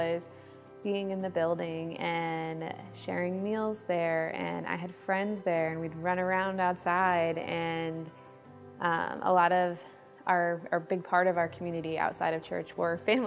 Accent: Granby, Connecticut, United States; I was born in Connecticut, and I was raised in Granby with my two older brothers

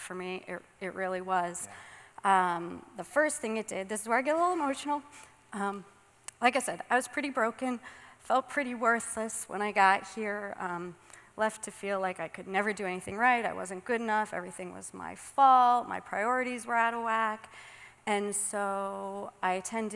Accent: Suffield, Connecticut, United States; moved away as an adult; also born or lived in Florida; I was born and raised in Suffield

